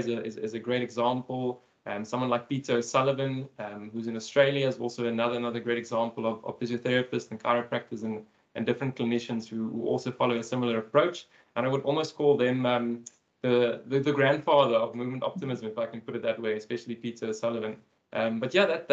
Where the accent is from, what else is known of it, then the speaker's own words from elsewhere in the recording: Cape Town, Western Cape, South Africa; also born or lived in Port Elizabeth, South Africa; I'm from Cape Town in South Africa